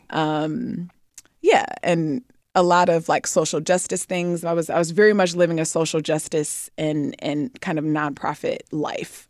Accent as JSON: {"language": "English", "town": "Detroit", "region": "Michigan", "country": "United States", "moved": "yes", "said": "I'm from Detroit"}